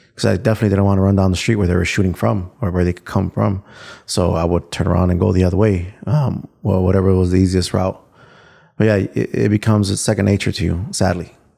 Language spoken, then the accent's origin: English; Chicago, Illinois, United States; so I grew up in Little Village